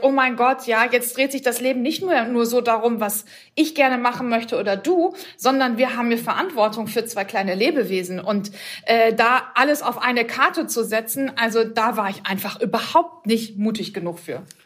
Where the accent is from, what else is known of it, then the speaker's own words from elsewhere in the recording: Bochum, North Rhine-Westphalia, Germany; now in Hamburg, Germany; dass ich ähm, aus dem Ruhrgebiet komme und äh, als Bochumer Mädchen ähm, aufgewachsen